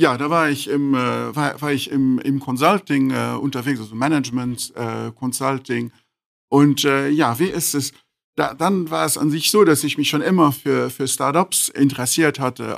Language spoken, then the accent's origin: German; Luxembourg; in Luxemburg geboren, aber mit, äh, mit, auch mit Familie in Portugal und in Brasilien.